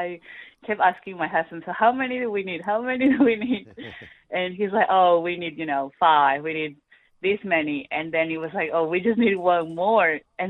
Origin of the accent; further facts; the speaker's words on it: Peru; moved away as an adult; now in Australia; I'm originally from Peru